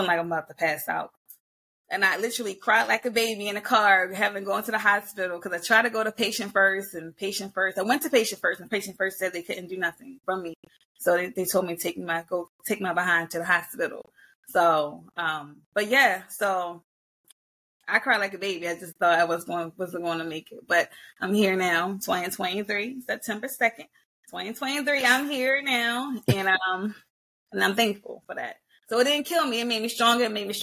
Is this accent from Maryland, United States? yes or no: yes; Baltimore, Maryland, United States; born and raised in Baltimore, Maryland, native all my life here